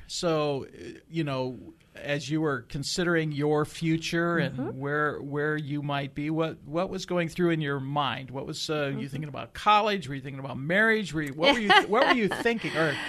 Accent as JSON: {"language": "English", "town": "Iowa City", "region": "Iowa", "country": "United States", "moved": "yes", "said": "I'm formerly from around Iowa City"}